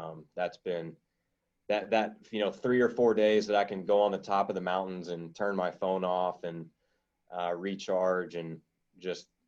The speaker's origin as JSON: {"language": "English", "region": "Louisiana", "country": "United States", "said": "I'm some guy from Louisiana"}